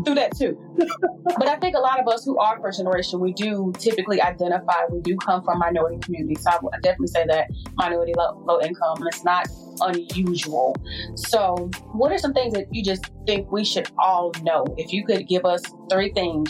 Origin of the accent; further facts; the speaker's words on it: North Carolina, United States; I'm from North Carolina, so I'm not out of the South